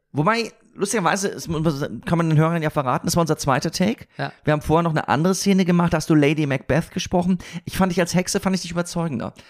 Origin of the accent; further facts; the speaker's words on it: Siegen, North Rhine-Westphalia, Germany; moved away; meiner Heimatstadt Siegen